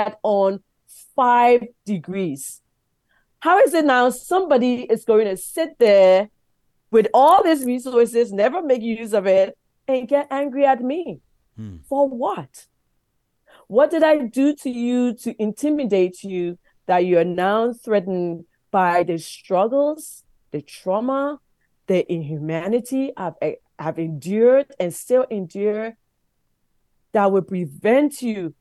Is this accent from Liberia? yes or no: yes; Liberia; now in Canada; my young life growing up in Liberia